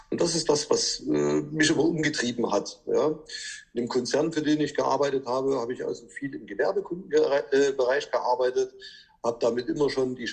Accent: Chemnitz, Saxony, Germany; Ja, du, ich komme äh, aus Chemnitz. Ich arbeite und wirke in Döbeln, bin 45 Jahre alt

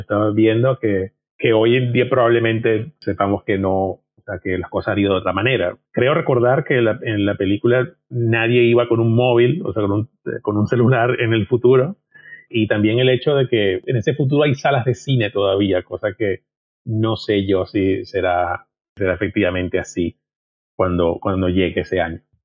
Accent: Venezuela; moved away as an adult; also born or lived in Pamplona, Spain; me fui de Venezuela, que me fui a, vivir a España

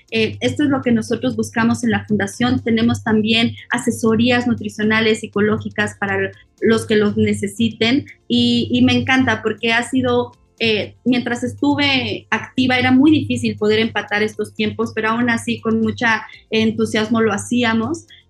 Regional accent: Mexico; soy mexicana

